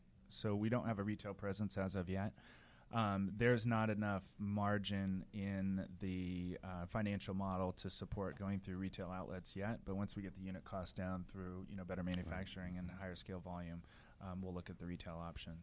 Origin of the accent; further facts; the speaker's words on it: Lincoln, Nebraska, United States; growing up in Lincoln, Nebraska, where I had the privilege of being basically adopted by a family out there